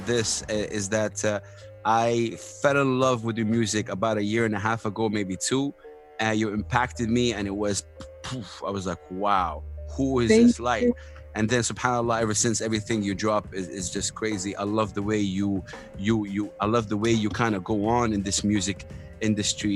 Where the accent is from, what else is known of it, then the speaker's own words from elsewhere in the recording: Saudi Arabia; a blue eyed Saudi? I'm from Saudi Arabia